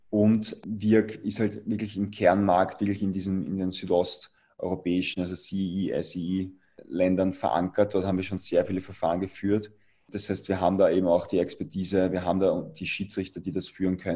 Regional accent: Austria; als Europäer oder als, als Österreicher möchte ich eher zu WIAG

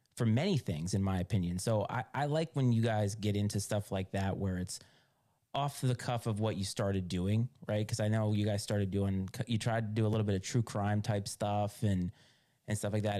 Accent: Rhode Island, United States; moved away as an adult; also born or lived in Virginia; I grew up in Rhode Island

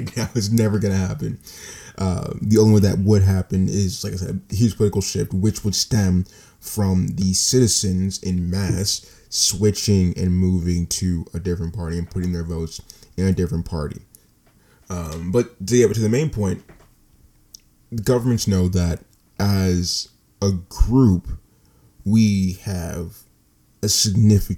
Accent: United States; as an American citizen

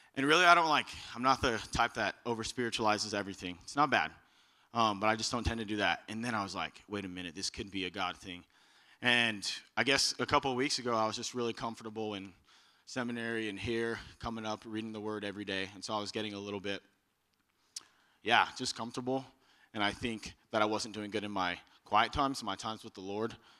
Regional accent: Texas, United States; moved away as an adult; I'm from Texas

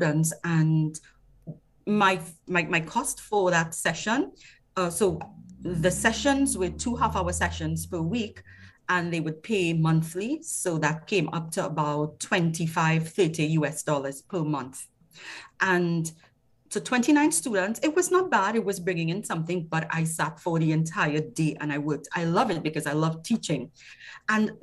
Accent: Trinidad & Tobago; I'm from Trinidad and Tobago

